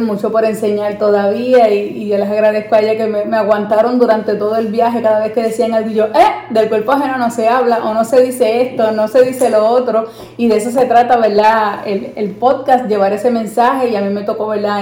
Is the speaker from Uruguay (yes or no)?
no; Puerto Rico; los puertorriqueños cuando venimos a Estados Unidos